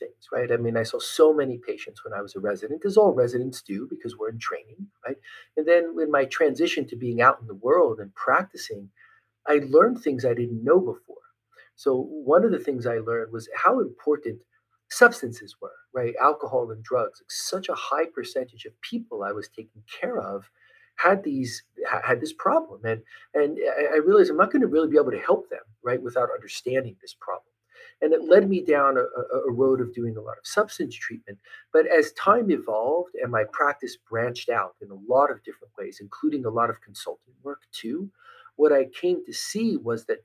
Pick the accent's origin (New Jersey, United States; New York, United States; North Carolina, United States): New Jersey, United States; Trenton; I was born and raised outside of Trenton, New Jersey